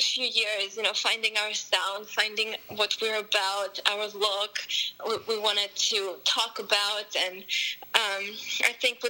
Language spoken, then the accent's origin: English; Moscow, Russia; also born or lived in Armenia; now in United States; I was born in Armenia, then my family moved to Moscow, Russia, then we moved to the U.S. So when I was in Russia, like since I was 4, I was playing classical piano.